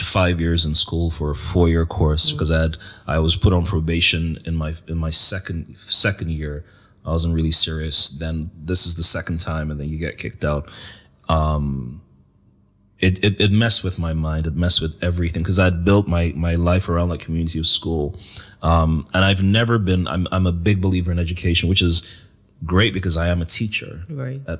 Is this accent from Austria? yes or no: no; Nigeria; as a Nigerian, as Christian